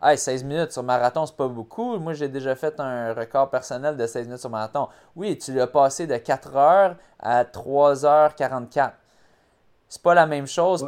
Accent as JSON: {"language": "French", "town": "Montreal", "region": "Quebec", "country": "Canada", "tie": "born or raised there", "said": "ma ville, où est-ce que j'ai grandi, j'ai passé 29 ans de ma vie"}